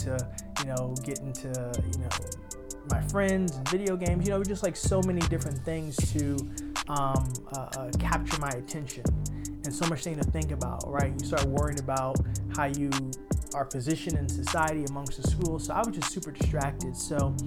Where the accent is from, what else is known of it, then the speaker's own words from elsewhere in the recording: New York City, New York, United States; coming from born and raised in Harlem